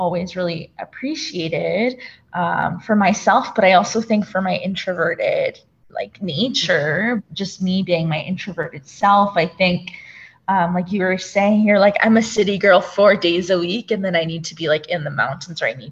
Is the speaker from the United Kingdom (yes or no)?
no; Ontario, Canada; moved away as an adult; now in Calgary, Canada; I was born in a town, and it was a pretty small town, like an industrial town